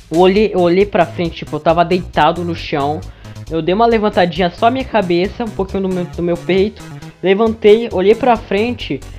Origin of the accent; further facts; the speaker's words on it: Eirunepé, Amazonas, Brazil; quem me conhece sabe que eu sou de Irunepé, uma cidadezinha perto de Manaus, perto do Acre também.